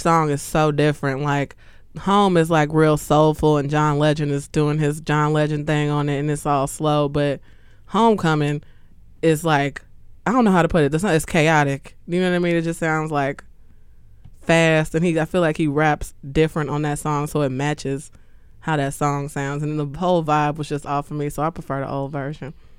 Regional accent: Chicago, Illinois, United States; I'm from Chicago, south side of Chicago

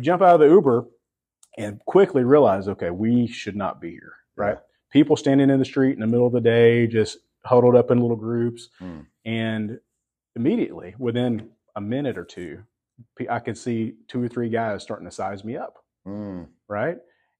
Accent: Texas, United States; I'm from Texas.

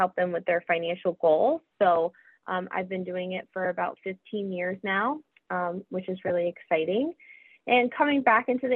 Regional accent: Capital Region, New York, United States; moved away as an adult; I am originally from the Capital Region, born and raised

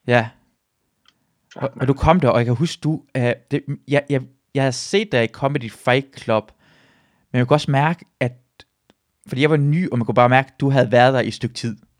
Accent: Iran; now in Denmark; jeg er iraner

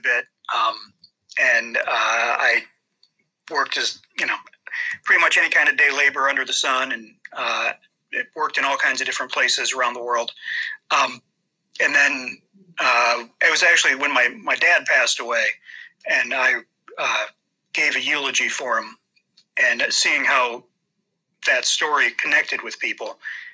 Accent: Toledo, Ohio, United States; I was born and raised in Toledo, Ohio.

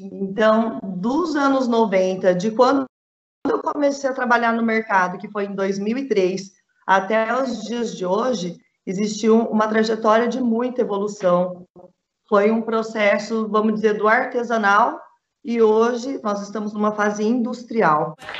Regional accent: Presidente Prudente, São Paulo, Brazil; moved away as an adult; now in Jaboticabal, Brazil; eu sou de Presidente Prudente, região muito produtora de bovinos

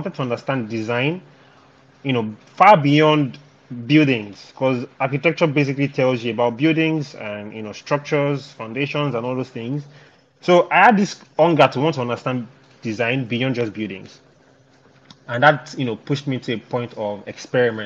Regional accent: Ibadan, Oyo, Nigeria; I grew up in Ibadan, but I didn't really school in Ibadan

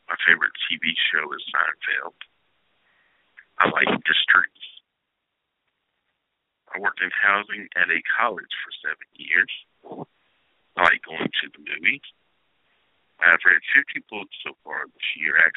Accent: Henderson, North Carolina, United States; I was born January 16th, 1978. I was born in Henderson, North Carolina.

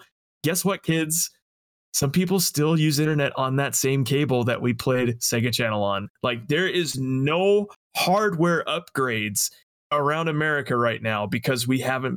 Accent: Las Vegas, Nevada, United States; I'm from Las Vegas

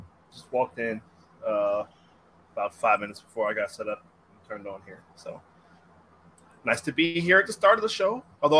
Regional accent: Virginia Beach, Virginia, United States; my hometown of Virginia Beach, Virginia.

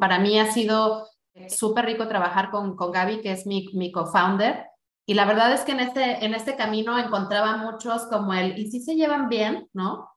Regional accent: Mexico; como mexicano

